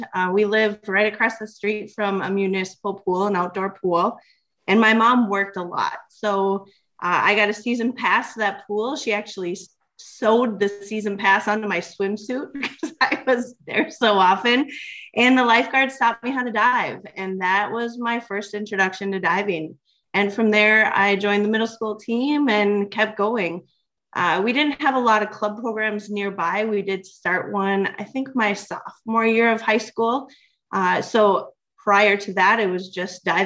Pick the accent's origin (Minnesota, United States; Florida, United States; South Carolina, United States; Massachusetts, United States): Minnesota, United States; St. Cloud; I'm from St. Cloud, Minnesota, and dove at the U in Minnesota. So kind of a homebound girl